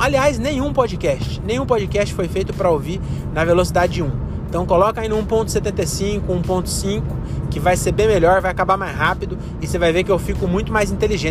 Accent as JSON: {"language": "Portuguese", "town": "Francisco Morato", "region": "São Paulo", "country": "Brazil", "moved": "as an adult", "lives_now": "Cajamar, Brazil", "said": "eu sou de Francisco Morato"}